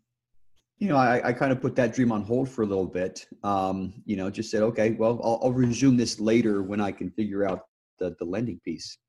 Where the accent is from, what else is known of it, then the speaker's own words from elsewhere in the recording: Utah, United States; moved away as an adult; also born or lived in Chile; born and raised in Utah. Haven't lived there since